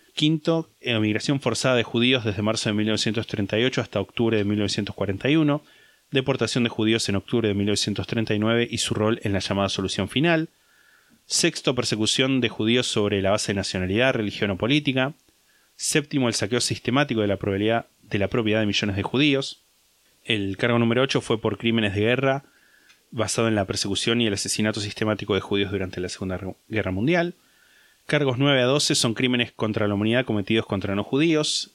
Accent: Argentina

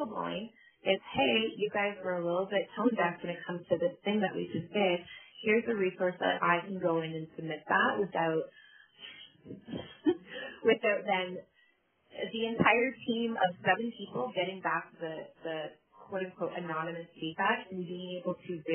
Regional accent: Canada; I identify as Black Canadian. I also identify as multiracial Canadian because it's my lived experience

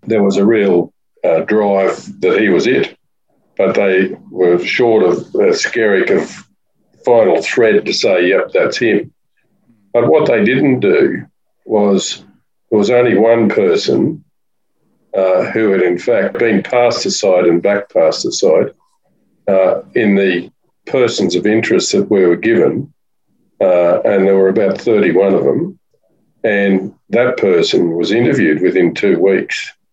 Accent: Warwick, Queensland, Australia; moved away as an adult; also born or lived in Brisbane; now in Sunshine Coast, Australia; I was born in Warwick initially, but my parents were farmers and then went to boarding school, did my law in in Brisbane for five years.

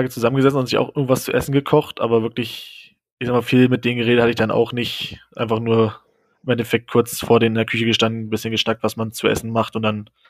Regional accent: Germany; Und ich war halt noch als, als Deutscher in, im Dorm.

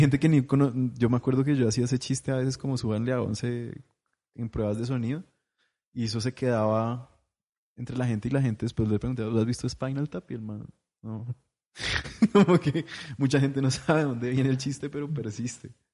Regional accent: Popayán, Cauca, Colombia; now in Bogotá, Colombia; yo crecí en Popayán

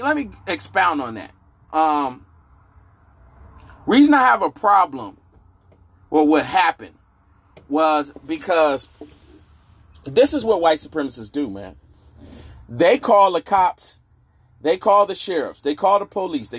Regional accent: Inglewood, California, United States; I grew up in Inglewood, California

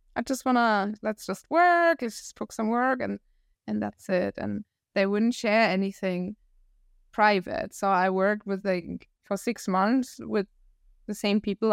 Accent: Northern Germany, Germany; accent: northern German; English is a second language; moved away as an adult; also born or lived in Hamburg / Costa Rica; I'm from the north, so from a city close to Hamburg, and I used to live in Hamburg for seven

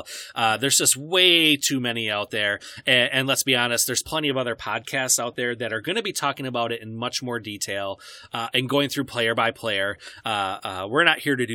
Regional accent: Wisconsin, United States; we are from Wisconsin.

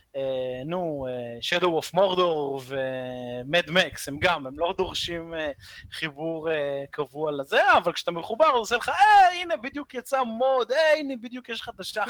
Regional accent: Israel; אנחנו ישראלים

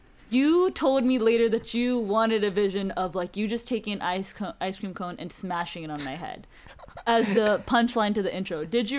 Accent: New Jersey, United States; Compared to my home state of New Jersey, it seems pretty identical.

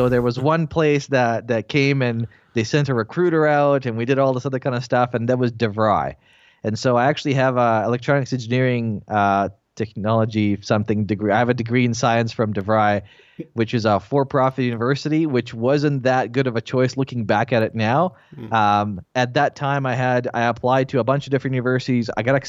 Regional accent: Bosnia & Herzegovina; English is a second language; now in Canada; So, I'm originally from Bosnia. Then I'm Croatian, so there's a whole bunch of stuff there that happened. So, because of the war, we left and we immigrated to Canada.

